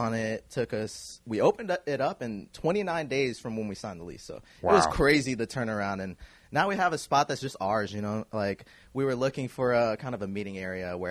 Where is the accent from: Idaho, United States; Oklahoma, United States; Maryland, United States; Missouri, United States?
Missouri, United States; Kansas City; I grew up in the Northeast area